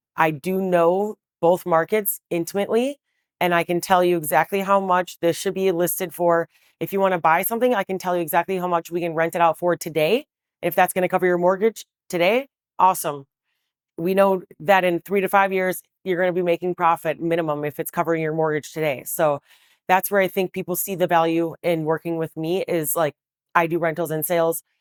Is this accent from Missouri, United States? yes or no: no; Milwaukee, Wisconsin, United States; moved away as an adult; also born or lived in Waukesha, Wisconsin; now in Chicago, United States; I was born in the city of Milwaukee on the South Side. I you know, went to elementary school there and then eventually went to high school in Waukesha